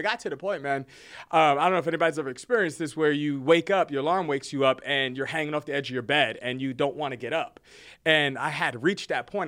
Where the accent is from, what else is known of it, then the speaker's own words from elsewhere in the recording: New Jersey, United States; moved away as an adult; now in Texas, United States; born and raised in Jersey, uh, moved to Texas, military